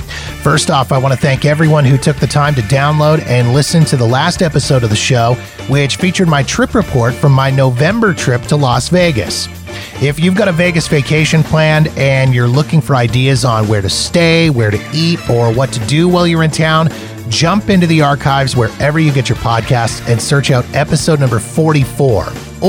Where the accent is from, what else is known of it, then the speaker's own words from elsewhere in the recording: Canada; We bonded over being Canadian and a love of hockey and butter tarts and all dressed chips